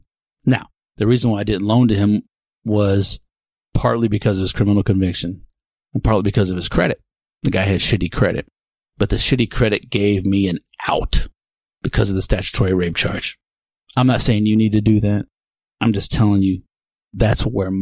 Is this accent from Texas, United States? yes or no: yes; Texas, United States; I'm a white man born and raised in Texas